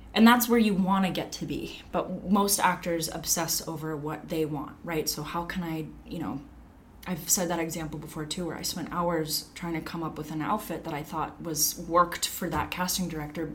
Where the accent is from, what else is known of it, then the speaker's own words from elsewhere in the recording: Long Beach, California, United States; I'm from Long Beach.